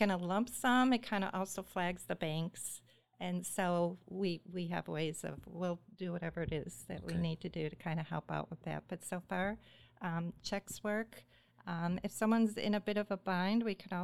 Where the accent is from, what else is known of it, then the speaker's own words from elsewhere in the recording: Midwest, United States; born and raised in the Midwest